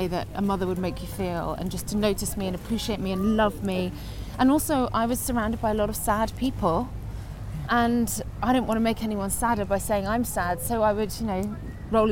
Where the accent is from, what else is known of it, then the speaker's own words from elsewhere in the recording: Guernsey; moved away as an adult; also born or lived in Alexandria, Scotland / Liverpool; Guernsey was where I grew up